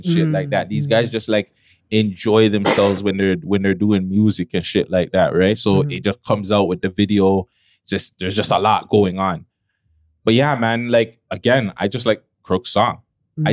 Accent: Toronto, Ontario, Canada; I'm Canadian, I'm from Toronto

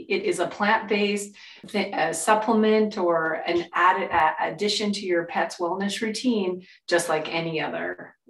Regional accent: California, United States; I'm from California

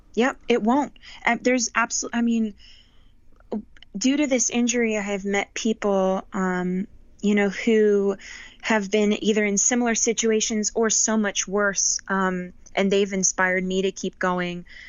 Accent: Las Vegas, Nevada, United States; also born or lived in Southern California / Boston; I moved to Vegas when I was 10.

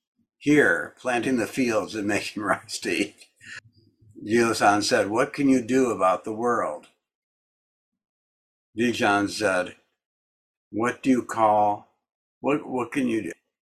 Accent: Wisconsin, United States; I come from the kitchen. I come from Wisconsin. I come from parents locked in struggle. I come from the country. I come from Austin.

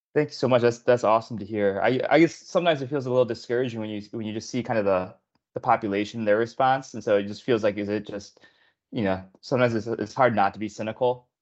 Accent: Illinois, United States; Illinois is my home state too

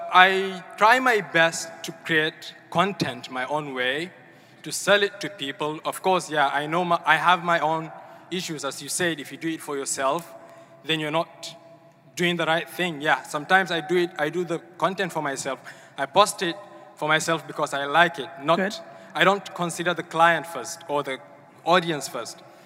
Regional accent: Nigeria; from Nigeria.

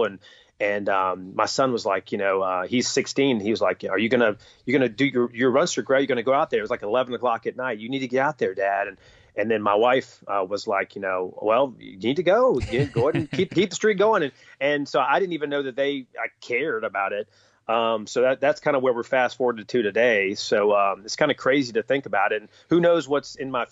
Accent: North Carolina, United States; I grew up in North Carolina, and so basketball was king.

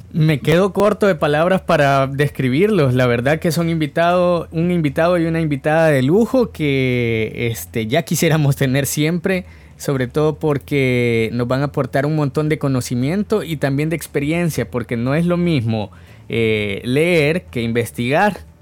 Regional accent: El Salvador; a nosotros mismos como salvadoreños y salvadoreñas

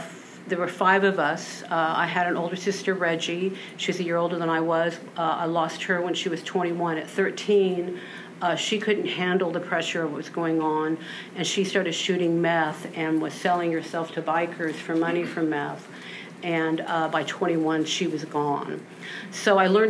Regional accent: Austin, Texas, United States; I grew up in Austin. I was born here over in the Clarksville area

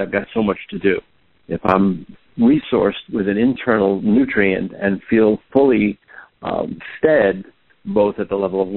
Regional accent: New York City, New York, United States; I grew up in New York City

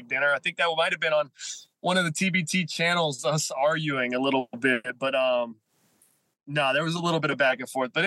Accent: Charleston, West Virginia, United States; Charleston, West Virginia, my hometown

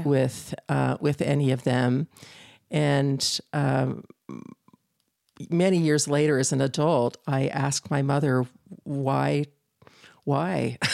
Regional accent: Northern California, United States; moved away as an adult; I grew up in Northern California

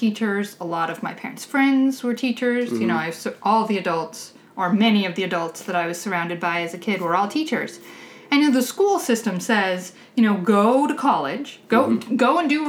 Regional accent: Nevada, United States; I'm from Nevada.

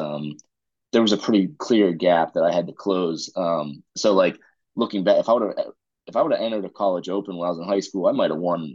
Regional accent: Pennsylvania, United States; now in Raleigh, United States; I grew up in Pennsylvania

